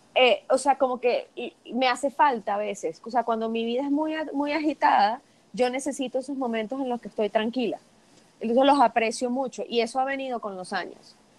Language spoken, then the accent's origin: Spanish; Venezuela; moved away as an adult; desde que me fui de Venezuela hace unos años